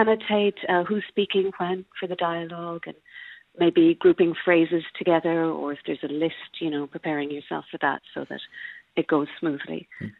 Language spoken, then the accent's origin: English; County Clare, Ireland; moved away as an adult; now in London, United Kingdom; I'm from Clare originally.